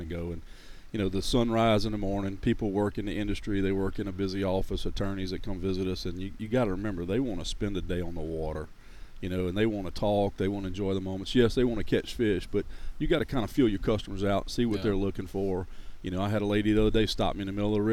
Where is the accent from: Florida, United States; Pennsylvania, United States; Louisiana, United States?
Louisiana, United States; also born or lived in Monroe, Louisiana / Church Point, Louisiana / Gonzales, Louisiana; Born and raised in Louisiana. I haven't moved out of the state